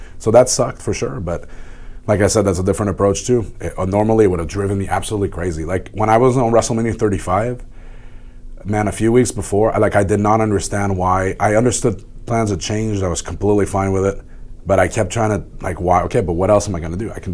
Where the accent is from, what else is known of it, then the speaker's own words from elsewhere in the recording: Montreal, Quebec, Canada; in my hometown